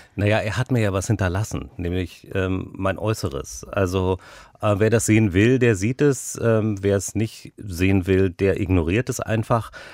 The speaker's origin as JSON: {"language": "German", "region": "Berlin", "country": "Germany", "tie": "born or raised there", "said": "Geboren bin ich in Berlin-Kaulsdorf. Dann haben wir in äh, Friedrichshain gelebt"}